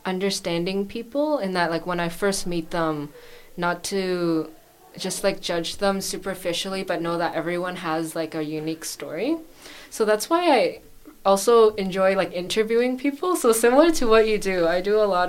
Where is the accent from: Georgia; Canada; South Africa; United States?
Canada; Markham, Ontario; moved away as an adult; also born or lived in London, Ontario; now in Gold Coast, Australia; I'm actually not from Toronto. I'm from a suburb a bit north of it. It's called Markham